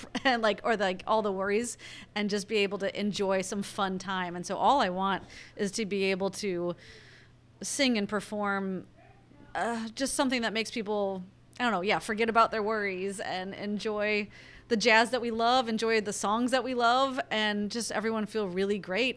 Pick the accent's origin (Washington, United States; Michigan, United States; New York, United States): Washington, United States; Longview; moved away as an adult; also born or lived in Los Angeles; definitely from Longview